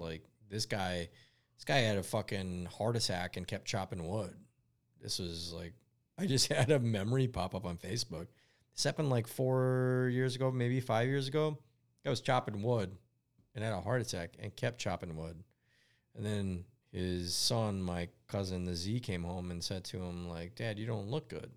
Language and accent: English; United States; I'm an American-born Lebanese boy